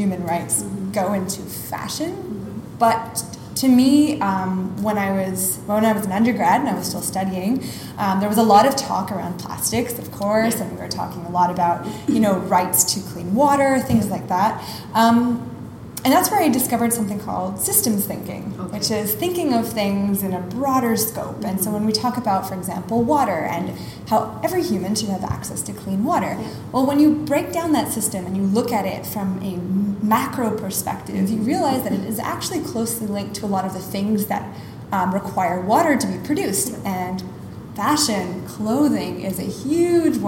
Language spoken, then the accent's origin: English; Montreal, Quebec, Canada; moved away as an adult; now in Singapore; my hometown of Montreal